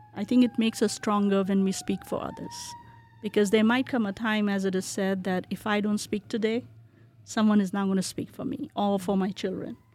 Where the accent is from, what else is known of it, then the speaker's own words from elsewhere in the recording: Kolkata, West Bengal, India; moved away as an adult; also born or lived in Bihar, India / New Jersey, United States; now in Boise, United States; When I was growing up in India, I grew up in Calcutta